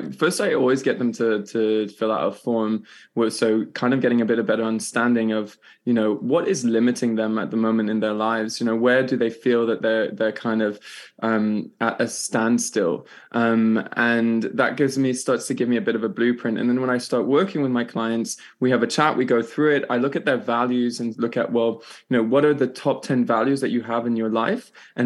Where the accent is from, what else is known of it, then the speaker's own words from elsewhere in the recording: France; also born or lived in Switzerland; I'm Irish, British and Canadian, born in Switzerland and grew up in France.